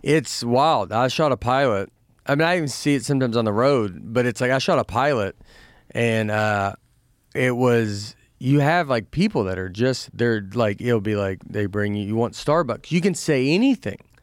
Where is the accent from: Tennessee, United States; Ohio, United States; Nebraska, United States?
Tennessee, United States; Nashville; moved away; I'm from Nashville